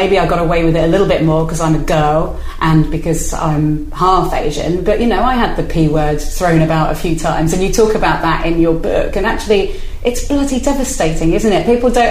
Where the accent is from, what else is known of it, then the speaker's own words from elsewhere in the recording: Spain; also born or lived in Wirral / London / Brighton; now in United Kingdom; I feel like I'm from the Wirral, and I feel like I'm from Spain, where I grew up. And I also feel I'm from London and Brighton.